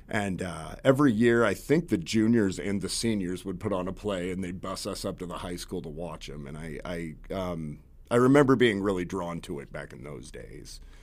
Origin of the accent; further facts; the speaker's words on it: Concordia, Kansas, United States; I grew up in Kansas